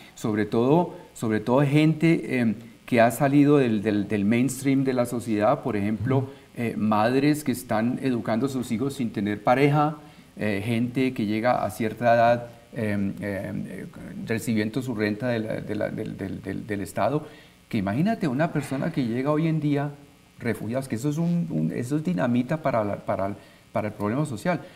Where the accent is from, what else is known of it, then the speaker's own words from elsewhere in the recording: Colombia; moved away; yo soy colombiano